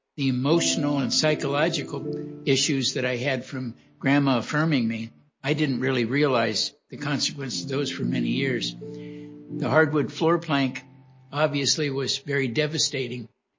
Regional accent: Los Angeles, California, United States; I was born and raised in Los Angeles, California. You know, my upbringing was pretty much a typical California upbringing in Los Angeles in the early 40s.

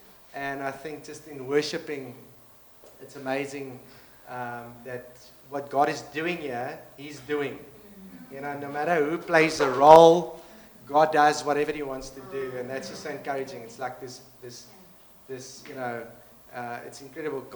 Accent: Cape Town, Western Cape, South Africa; also born or lived in Stellenbosch; I grew up in Cape Town, but in the northern suburbs.

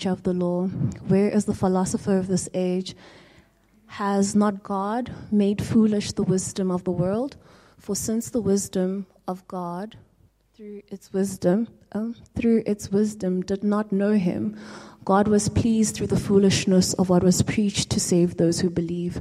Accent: South Africa; as a South African

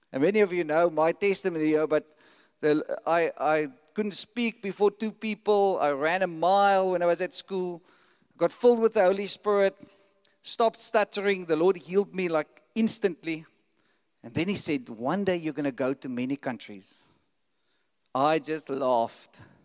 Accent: South Africa; we have like a South African passport

